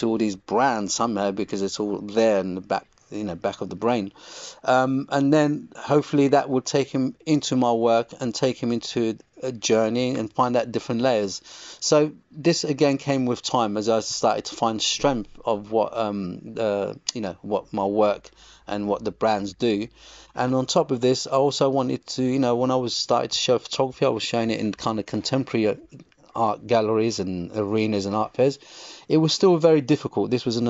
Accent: England, United Kingdom; I think all my influences between the two lands, between Morocco and growing up in England.

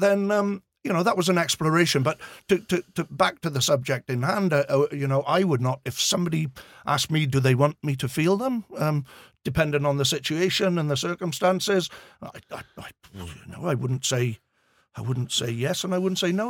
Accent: Swansea, Wales, United Kingdom; accent: Swansea; I was born and bred in Swansea

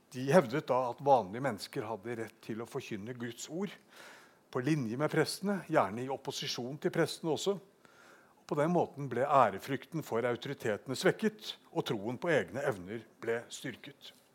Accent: Bergen, Vestland, Norway; Bergen det er min hjemby

